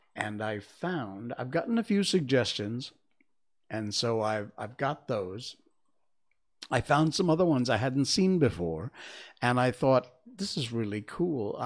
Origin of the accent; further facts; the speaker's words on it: Cornwall, Connecticut, United States; I'm from Cornwall, Connecticut. I was born and grew up in, uh, the first half of my childhood in East Cornwall